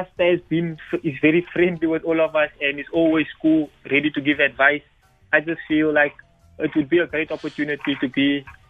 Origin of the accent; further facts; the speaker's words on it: Cape Town, Western Cape, South Africa; a student athlete from the University of Western Cape. I grew up in Mitchell's Plain, where I'm still currently staying.